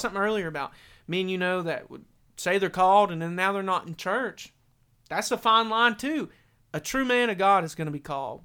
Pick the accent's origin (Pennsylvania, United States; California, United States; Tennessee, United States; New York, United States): Tennessee, United States; Maryville; I grew up in Maryville, you know. We went to a little backwoods church